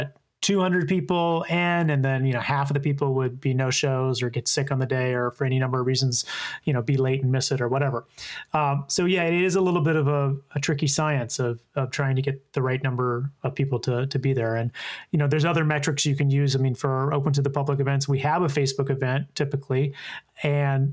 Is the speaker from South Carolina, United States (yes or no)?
yes; Columbia, South Carolina, United States; moved away as an adult; now in New York City, United States; my hometown of Columbia, South Carolina